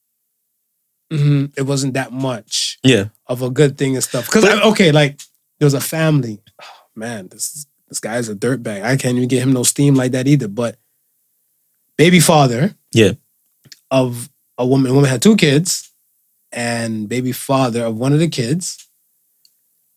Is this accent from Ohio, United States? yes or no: yes; Cleveland, Ohio, United States; I'm from Cleveland